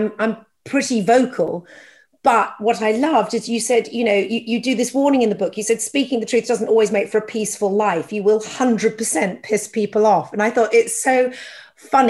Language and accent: English; United Kingdom; as a Brit